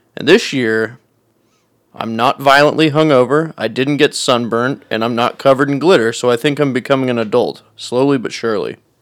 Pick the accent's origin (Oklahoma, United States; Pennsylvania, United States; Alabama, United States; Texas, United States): Oklahoma, United States; Edmond; I grew up in Edmond. I wouldn't want to go to UCO because of that, just because I grew up in Edmond.